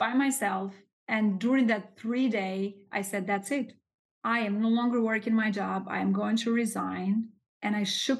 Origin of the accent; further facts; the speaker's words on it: Albania; English is a second language; moved away as an adult; now in New York City, United States; I was born and raised in Albania